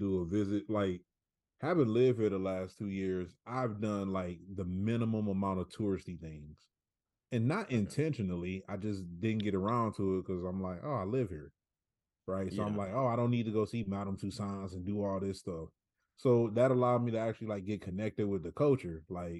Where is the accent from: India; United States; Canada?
United States; Long Beach, California; me being from Long Beach